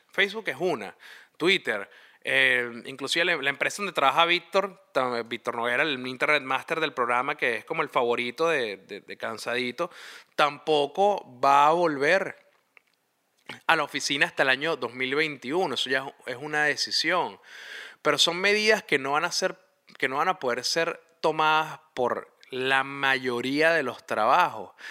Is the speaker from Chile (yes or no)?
no; Venezuela; moved away; nosotros como venezolanos empezamos a descubrir una vez que salimos del país